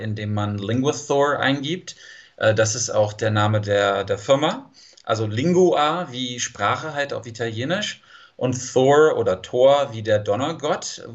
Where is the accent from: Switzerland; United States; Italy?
United States; San Diego, California; German is a second language; ich komme aus San Diego, Kalifornien